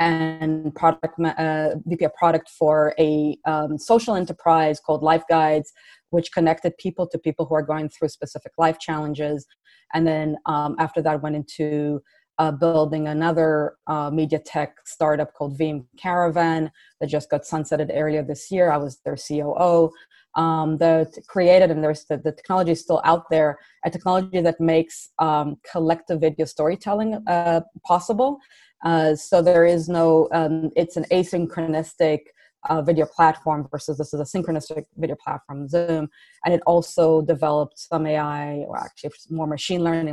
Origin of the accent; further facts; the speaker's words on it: Israel; moved away as an adult; also born or lived in Canada / San Francisco Bay Area; now in San Francisco, United States; So I was born and raised in Israel, and I moved out of Israel in my early 20s to Canada